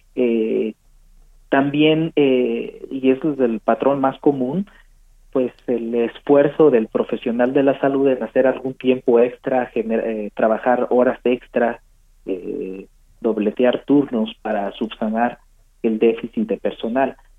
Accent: Mexico; en nuestro país

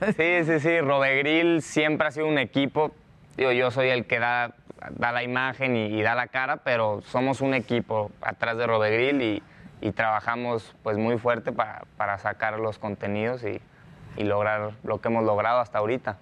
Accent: Hermosillo, Sonora, Mexico; yo desde chiquito soy de, de Hermosillo, de Sonora, de ahí es toda mi familia

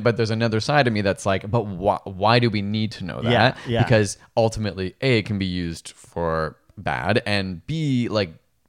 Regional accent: Guelph, Ontario, Canada; In my hometown of Guelph, we would say Edinburgh.

